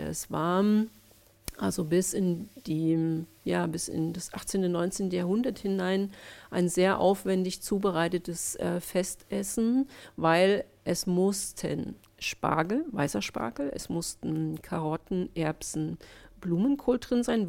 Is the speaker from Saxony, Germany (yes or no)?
yes; Leipzig, Saxony, Germany; gebürtige Leipzigerin, habe hier meinen Lebenslauf bisher lückenlos gestalten dürfen